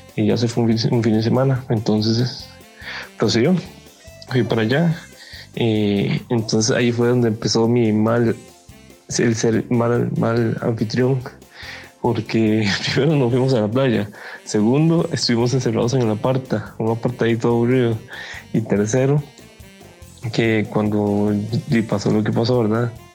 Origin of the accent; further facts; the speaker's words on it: Cartago, Costa Rica; moved away as an adult; also born or lived in Puntarenas; yo soy de Cartago